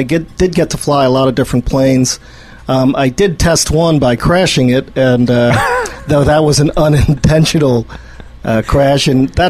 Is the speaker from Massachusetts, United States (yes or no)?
no; New Jersey, United States; moved away as an adult; also born or lived in Arizona; I was born and raised in New Jersey and went to college at University of Arizona.